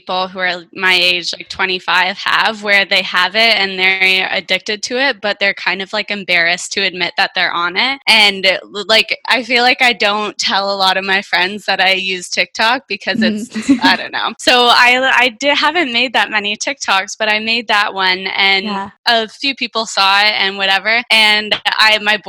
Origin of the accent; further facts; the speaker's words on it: Ontario, Canada; moved away as an adult; also born or lived in Toronto / Thailand; now in Vancouver, Canada; I grew up in Ontario on a farm in the middle of nowhere.